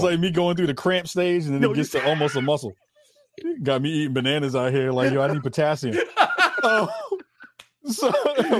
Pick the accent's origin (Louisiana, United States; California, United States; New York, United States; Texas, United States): New York, United States; Bronx; Yeah, I'm from Northeast Bronx.